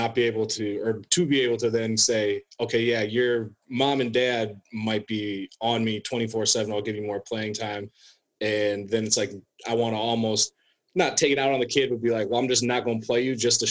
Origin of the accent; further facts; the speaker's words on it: Osceola, United States; moved away; Usually I go back to Osceola, back in my hometown